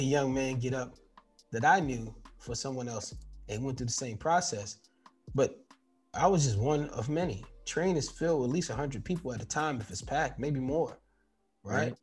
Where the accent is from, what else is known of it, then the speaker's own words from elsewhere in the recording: New York City, New York, United States; Growing up in New York City, we used to ride the train